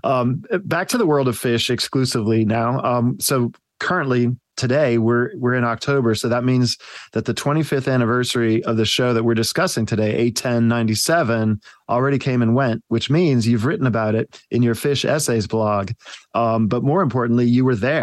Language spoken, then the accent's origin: English; New Jersey, United States; growing up in New Jersey in basically an agrarian area